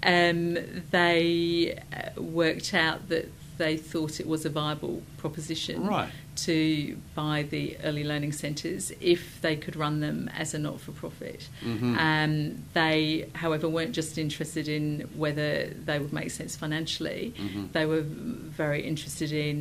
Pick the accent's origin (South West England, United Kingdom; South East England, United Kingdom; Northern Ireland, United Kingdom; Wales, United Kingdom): South East England, United Kingdom; Sussex; moved away; I was born in Sussex in the United Kingdom